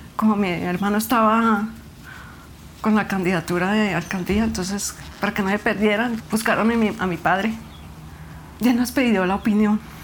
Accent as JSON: {"language": "Spanish", "town": "Granada", "region": "Meta", "country": "Colombia", "tie": "born or raised there", "said": "tengo 56 años y nací en Granada Meta"}